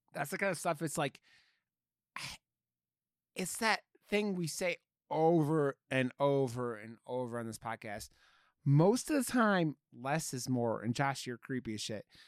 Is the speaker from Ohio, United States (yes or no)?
yes; Ohio, United States; I grew up in Ohio